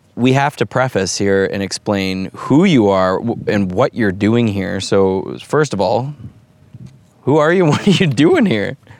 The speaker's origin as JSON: {"language": "English", "town": "Toronto", "region": "Ontario", "country": "Canada", "said": "We're from Toronto, Ontario, Canada, and we find ourselves in the heart of Texas"}